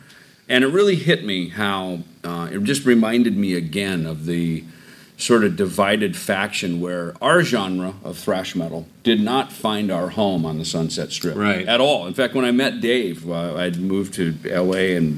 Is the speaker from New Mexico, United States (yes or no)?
no; southern Minnesota, United States; growing up in a small southern Minnesota town